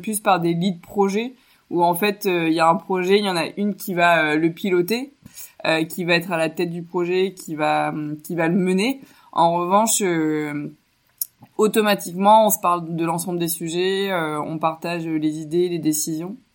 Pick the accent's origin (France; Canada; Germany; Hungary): France; Chinon, Centre-Val de Loire; j'ai grandi à Chinon en André-Loire